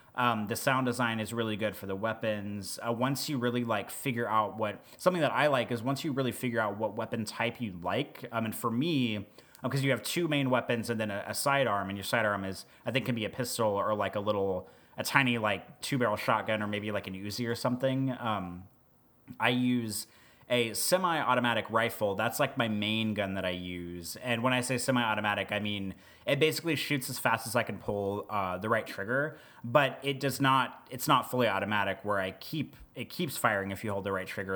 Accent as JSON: {"language": "English", "region": "Midwest", "country": "United States", "said": "I'm from the Midwest"}